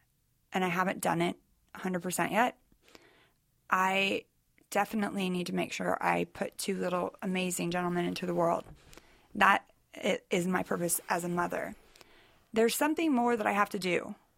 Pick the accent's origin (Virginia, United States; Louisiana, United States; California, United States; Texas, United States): California, United States; Sacramento; now in Southern California, United States; Northern California.